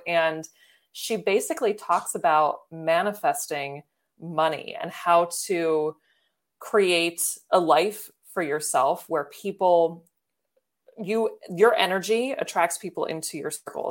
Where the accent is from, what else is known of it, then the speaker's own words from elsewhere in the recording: Baltimore, Maryland, United States; I'm from Baltimore